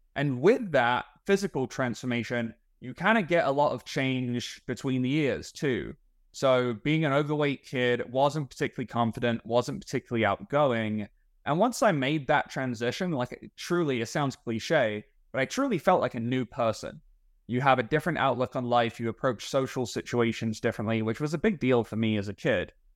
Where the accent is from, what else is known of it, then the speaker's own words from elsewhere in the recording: England, United Kingdom; moved away as an adult; also born or lived in Texas; now in Plano, United States; I am from England, although I've been, uh, you know, in, in America and Texas long enough to pick up on a few of the language habits